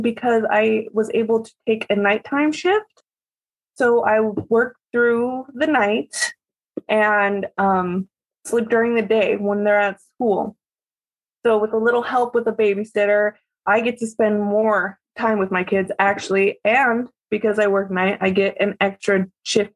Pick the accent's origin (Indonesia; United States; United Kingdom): United States; Salem, Oregon; I live in Salem, Oregon. I was born and raised here.